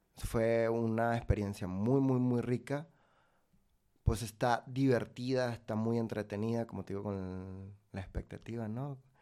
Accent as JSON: {"language": "Spanish", "country": "Venezuela", "also_born_or_lived": "Valencia / Maracay", "moved": "as an adult", "lives_now": "Mexico"}